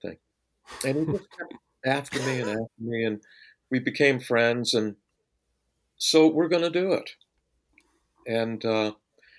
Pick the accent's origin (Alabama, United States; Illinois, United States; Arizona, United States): Arizona, United States; Phoenix; moved away; also born or lived in Hollywood; I was raised in Phoenix